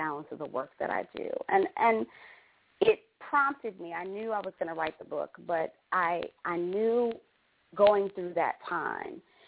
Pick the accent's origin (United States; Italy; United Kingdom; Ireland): United States; Detroit, Michigan; moved away as an adult; also born or lived in New Mexico / Australia; now in Atlanta, United States; I grew up in Detroit.